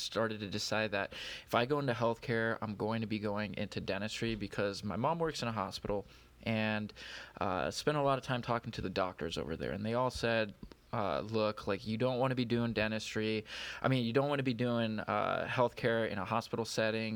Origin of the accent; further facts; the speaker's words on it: California, United States; now in Detroit, United States; I'm from California.